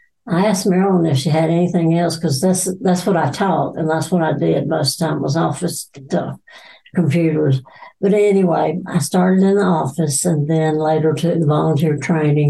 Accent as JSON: {"language": "English", "town": "Randleman", "region": "North Carolina", "country": "United States", "tie": "born or raised there", "also_born_or_lived": "Erect, North Carolina", "said": "I grew up in Randleman. Went to Randleman High School"}